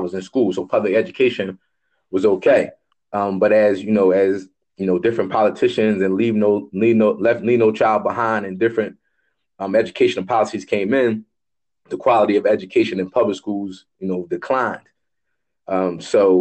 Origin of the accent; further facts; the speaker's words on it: Philadelphia, Pennsylvania, United States; I grew up in Philadelphia, so I'm a product of the public school system.